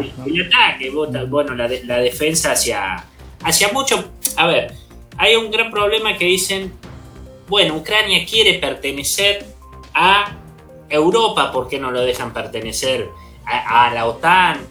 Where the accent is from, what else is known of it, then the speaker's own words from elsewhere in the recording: Zárate, Buenos Aires Province, Argentina; de Zárate, licenciado en Relaciones Internacionales